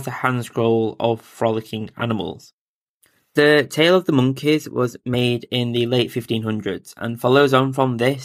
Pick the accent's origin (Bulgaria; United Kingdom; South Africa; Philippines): United Kingdom; England; I'm an English guy